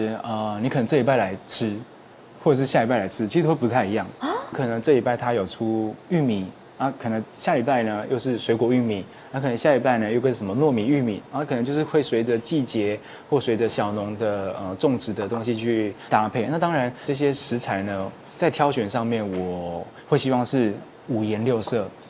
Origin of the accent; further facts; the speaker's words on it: Hualien County, Taiwan; 对，我是花莲人。